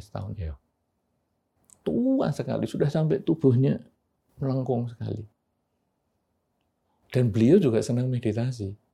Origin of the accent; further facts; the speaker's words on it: Yogyakarta, Special Region of Yogyakarta, Indonesia; rumah saya itu di daerah Pasar Keranggan, Tugu.